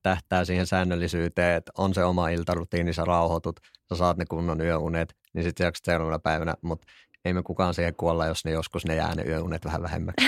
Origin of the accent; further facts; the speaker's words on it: Kuopio, North Savo, Finland; moved away as an adult; now in Helsinki, Finland; mä oon siis Kuopiosta alun perin